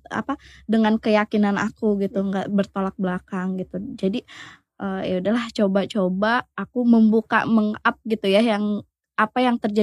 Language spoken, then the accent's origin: Indonesian; Garut, West Java, Indonesia; now in Tangerang, Indonesia; apalagi kan saya aslinya kan nggak dari Tangerang